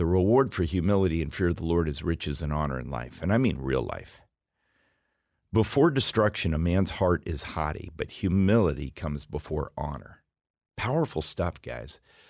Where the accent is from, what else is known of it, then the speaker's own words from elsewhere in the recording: Alaska, United States; Even though I was raised in Alaska and I drove through that pass numbers of times, it never got old.